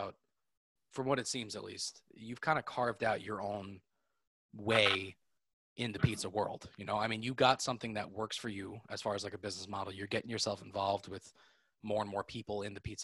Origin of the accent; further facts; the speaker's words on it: New York, United States; I grew up in New York or that I'm Italian